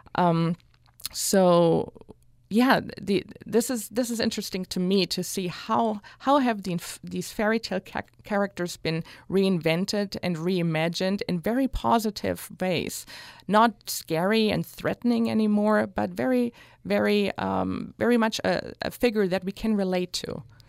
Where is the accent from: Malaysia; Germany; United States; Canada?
Germany; Hanau, Hesse; moved away; also born or lived in Newcastle upon Tyne; growing up in Hanau and the area